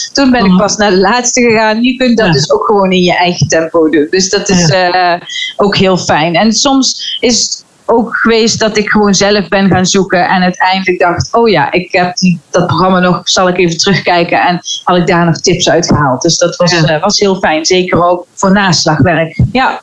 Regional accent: Veghel, North Brabant, Netherlands; ik kom uit Vechel

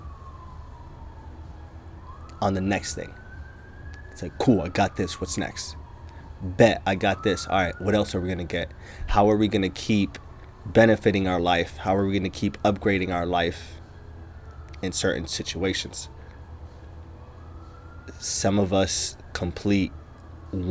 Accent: Logan, Utah, United States; also born or lived in across the pond (birthplace); I was born across the pond, but I grew up in a small town called Logan, Utah

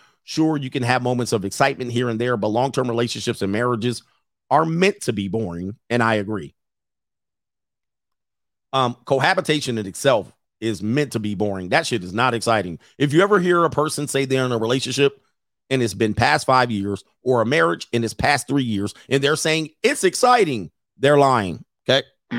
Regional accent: Philadelphia, Pennsylvania, United States; now in Los Angeles, United States; I'm from Philadelphia, now living in LA. I was a big fish in a small pond.

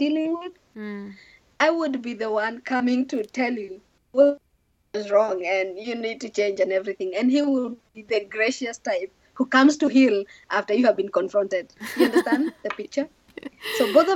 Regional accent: Kenya; moved away; I come from Kenya.

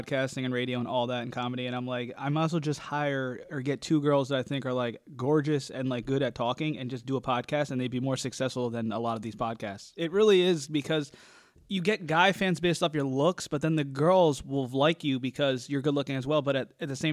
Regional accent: New Jersey, United States; we're both from Jersey

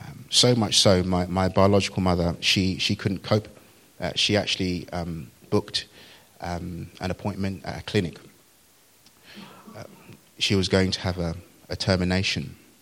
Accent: Nigeria; born there; I was born in Nigeria, out of marriage, to a single mum, really.

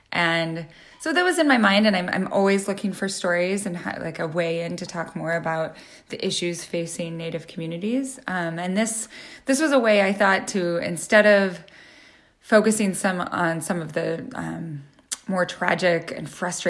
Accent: Northern Idaho, United States; now in Montana, United States; I grew up in Northern Idaho

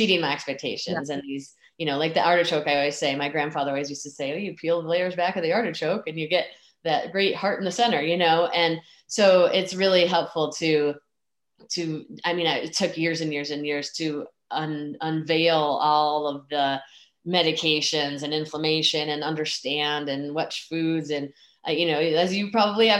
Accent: Michigan, United States; I grew up in Michigan

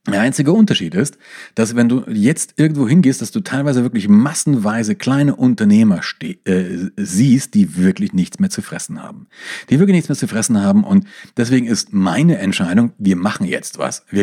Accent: East Germany, Germany; born there; ich bin ja im Osten geboren und ich war hinter geschlossenen Grenzen gestanden.

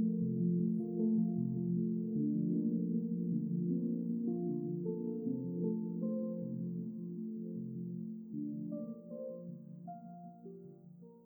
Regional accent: Binghamton, New York, United States; my hometown

